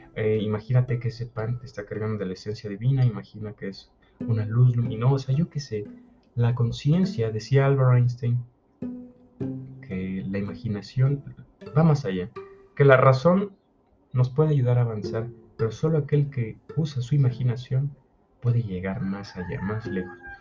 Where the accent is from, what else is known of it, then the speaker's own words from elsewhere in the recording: Mexico; yo soy mexicano